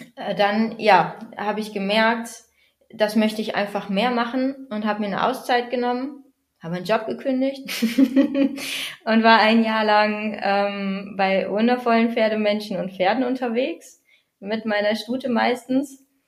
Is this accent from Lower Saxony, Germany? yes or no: yes; Bad Bentheim, Lower Saxony, Germany; ich äh, komme aus Bad Bentheim, da wohne ich derzeit an der niederländischen Grenze direkt